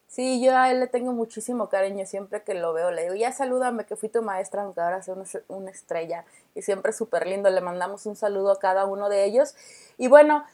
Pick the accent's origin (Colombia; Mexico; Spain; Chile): Mexico; como mexicanos